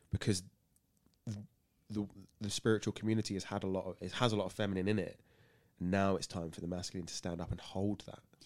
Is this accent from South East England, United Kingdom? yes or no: yes; Burgess Hill, South East England, United Kingdom; moved away as an adult; now in Tunbridge Wells, United Kingdom; I'm born and bred in Burgessel